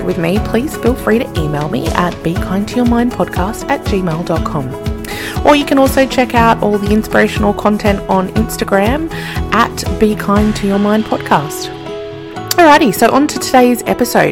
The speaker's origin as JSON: {"language": "English", "town": "Sydney", "region": "New South Wales", "country": "Australia", "tie": "born or raised there", "said": "I grew up in Sydney"}